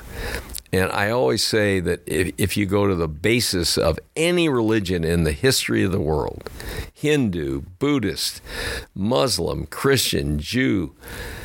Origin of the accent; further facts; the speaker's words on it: St. Louis, Missouri, United States; moved away as an adult; I had never been out of St. Louis in my entire life